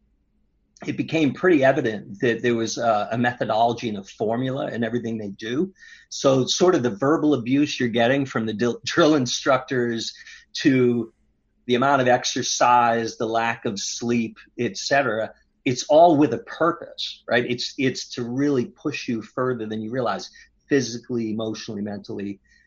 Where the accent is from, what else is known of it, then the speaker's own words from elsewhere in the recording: Boston, Massachusetts, United States; I grew up in South Boston